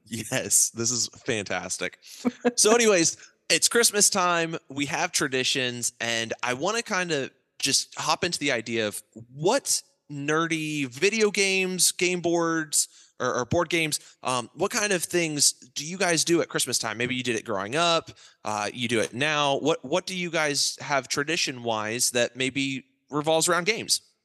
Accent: Ohio, United States; also born or lived in Alliance, Ohio / Eaton, Ohio; my dad and mom were from Wichita, Kansas, and we grew up in Alliance, Ohio, and then Eaton, Ohio, um, two different parts of Ohio

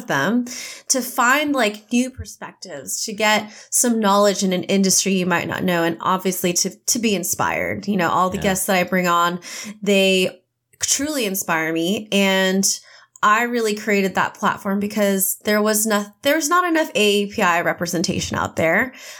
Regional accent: United States; born there; And then I was born in America.

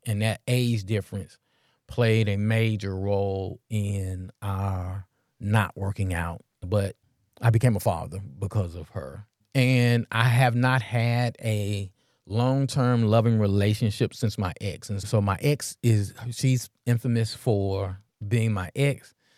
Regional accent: Memphis, Tennessee, United States; I'm from North Memphis

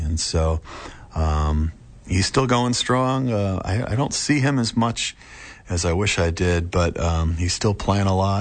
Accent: Foxborough, Massachusetts, United States; I grew up in Foxborough

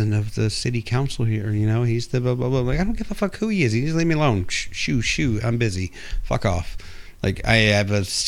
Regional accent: Texas, United States; I'm a Texan

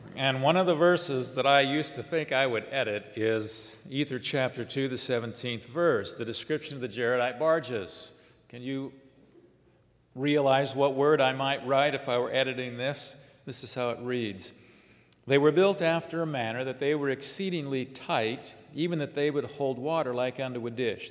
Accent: Southern California, United States; in Southern California, where I grew up

